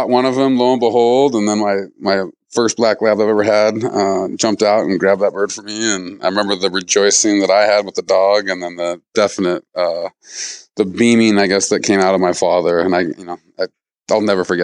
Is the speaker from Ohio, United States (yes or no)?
no; Missoula, Montana, United States; also born or lived in Seattle; I'm a fifth generation Montanan. I grew up here in Missoula